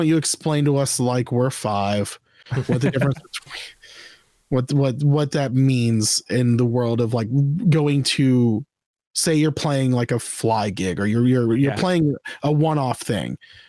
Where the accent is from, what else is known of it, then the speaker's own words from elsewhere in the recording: the South, United States; I'm from the South.